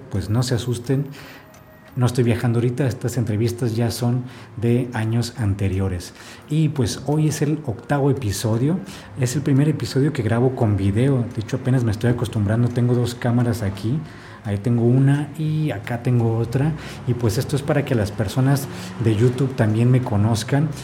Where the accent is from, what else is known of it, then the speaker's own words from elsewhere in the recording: Ensenada, Baja California, Mexico; now in Oaxaca, Mexico; yo soy de Ensenada